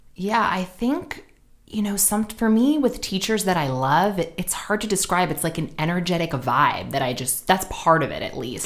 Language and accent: English; New York City, New York, United States; moved away as an adult; also born or lived in Sydney, Australia; now in Los Angeles, United States; I'm from Manhattan, actually